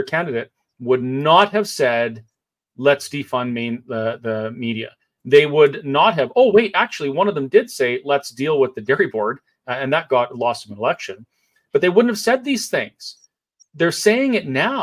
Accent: Kamloops / Campbell River, BC, British Columbia, Canada; I was born in Campbell River, and I grew up in Kamloops, and then spent my teenage years back in Campbell River

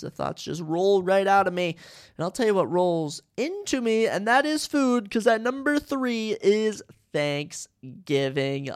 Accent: United States; being an American

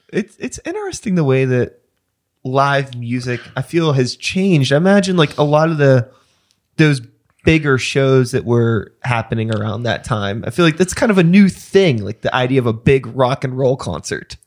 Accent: Wilkinsburg, Pennsylvania, United States; I grew up in Wilkinsburg

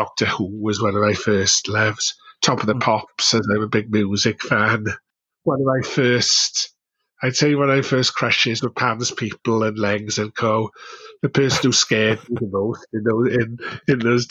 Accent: Neath, Wales, United Kingdom; also born or lived in Merthyr Tydfil; I grew up in a little place called Neath in South Wales, not far from Swansea.

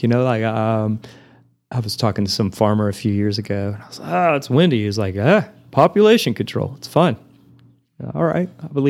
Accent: Amarillo, Texas, United States; I'm from the Texas Panhandle. Where's, like down by Houston? No. And I point my finger in the air, you know, and I make the shape of Texas and I have to literally point and say, Amarillo's right here, you know?

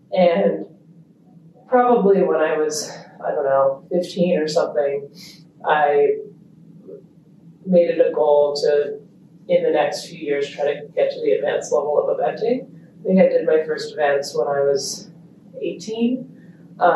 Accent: Italy; born there; also born or lived in Australia / United States / Kenya; I was born in Italy.

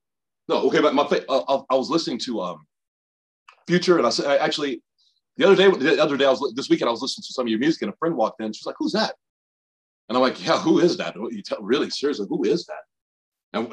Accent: Birmingham, Alabama, United States; I grew up in Birmingham, Alabama.

